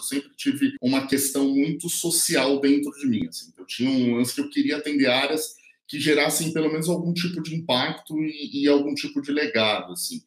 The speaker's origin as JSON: {"language": "Portuguese", "region": "São Paulo", "country": "Brazil", "tie": "born or raised there", "said": "eu vim da periferia de São Paulo, né? Hoje a produtora fica aqui na Vila Maria Mariana, mas eu nasci na periferia"}